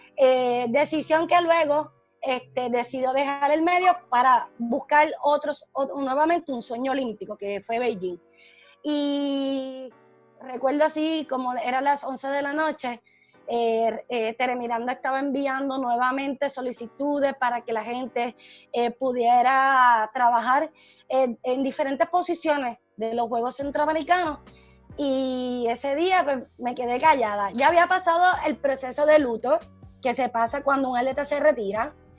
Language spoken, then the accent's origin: Spanish; Guayanilla, Puerto Rico; yo soy de Guayanilla, o sea, es cerca